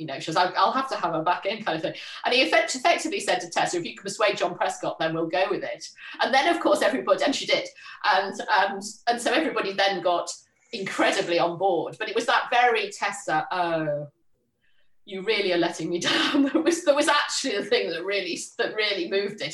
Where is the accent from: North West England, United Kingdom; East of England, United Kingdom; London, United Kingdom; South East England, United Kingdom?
North West England, United Kingdom; Liverpool; moved away; I was born in Liverpool, a bit outside Liverpool, went to school in Liverpool